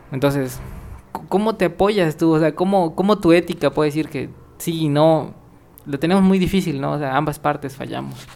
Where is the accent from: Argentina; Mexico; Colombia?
Mexico; Como mexicano